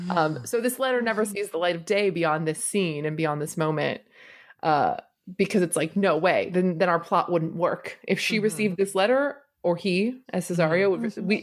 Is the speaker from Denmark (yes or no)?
no; United Kingdom; We're brawlers. We're, you know, we're British. We fight each other.